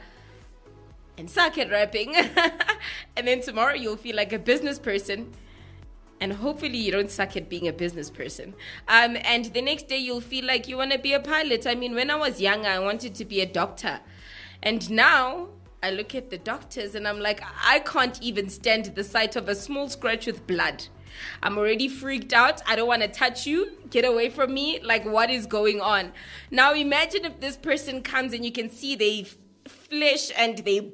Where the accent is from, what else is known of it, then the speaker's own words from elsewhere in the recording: South Africa; I'm from South Africa